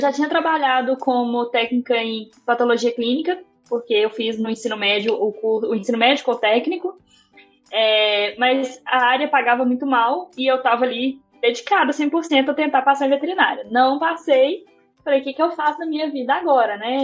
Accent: Belo Horizonte, Minas Gerais, Brazil; sou aqui de Belo Horizonte também, como a Carol

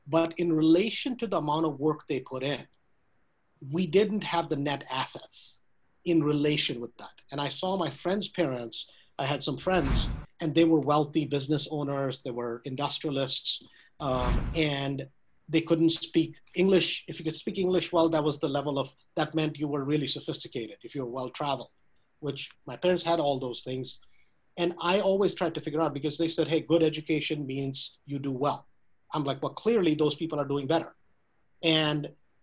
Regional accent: India; moved away as an adult; now in United States; I was born in US, but I grew up in India

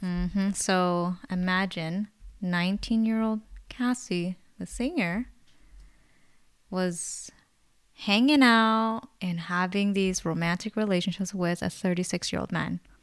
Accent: Bay Area, California, United States; we're born and raised in the Bay Area

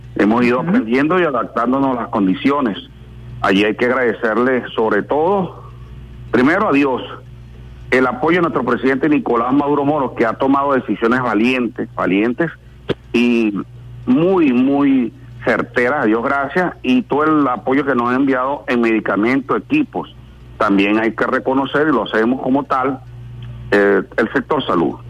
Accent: Venezuela; como venezolano

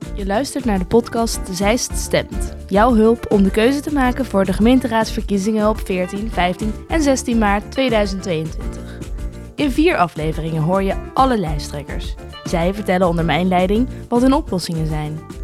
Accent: Wijk bij Duurstede, Utrecht, Netherlands; Ik kom dus uit Wijk bij Duurstede, dat ligt best wel in de buurt van Zeist. En wij gingen vroeger inderdaad wel eens naar Zeist om te winkelen.

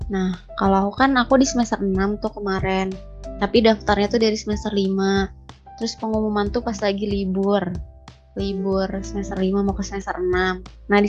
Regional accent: Bandung, West Java, Indonesia; aku kan asli Bandung nih aku asli Bandung dari kecil tuh nggak pernah ngerantau gitu ya kuliah sekarang di Bandung lagi jadi emang bener-bener selalu di rumah gitu

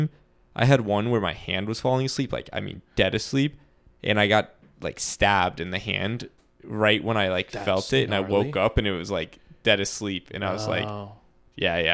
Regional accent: Miami, Florida, United States; I grew up in South Miami

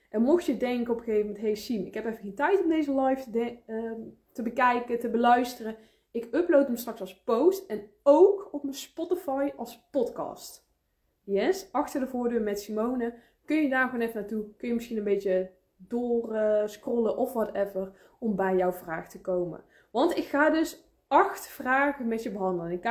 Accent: 's-Hertogenbosch, North Brabant, Netherlands; ik kom uit Den Bosch. Ik kom uit Noord-Brabant, dus je bent van harte welkom, schat.

